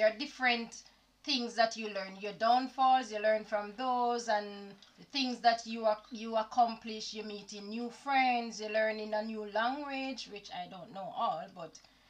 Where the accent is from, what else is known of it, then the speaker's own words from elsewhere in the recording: Jamaica; moved away as an adult; now in Japan; And so I'm actually from Jamaica